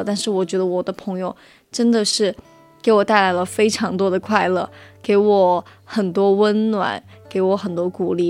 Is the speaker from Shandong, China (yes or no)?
no; Guizhou, China; moved away; 我小时候在贵州的时候，就属于住在那种厂里面